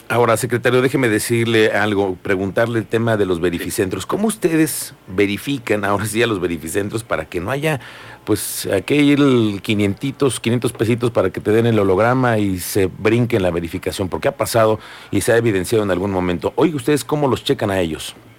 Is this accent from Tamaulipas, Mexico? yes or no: no; Querétaro, Mexico; todos los queretanos